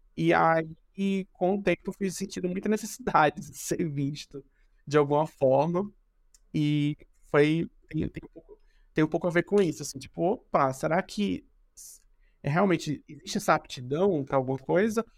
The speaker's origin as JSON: {"language": "Portuguese", "town": "Recife", "region": "Pernambuco", "country": "Brazil", "moved": "yes", "lives_now": "São Paulo, Brazil", "said": "Eu sou de pernambucano de Recife"}